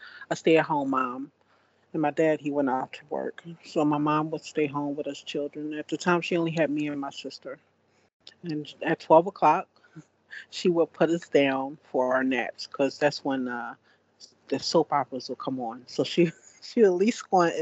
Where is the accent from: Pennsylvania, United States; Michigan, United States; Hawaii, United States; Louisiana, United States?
Pennsylvania, United States; Philadelphia; I was born and raised in Philadelphia